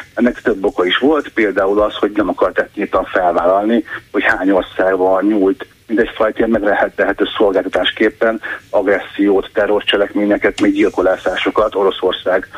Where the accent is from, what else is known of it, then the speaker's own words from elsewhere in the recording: Hungary; én, mint magyar állampolgár